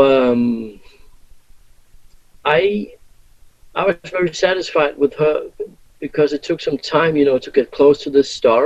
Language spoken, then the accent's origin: English; Denmark; we come from Denmark and we go to the US.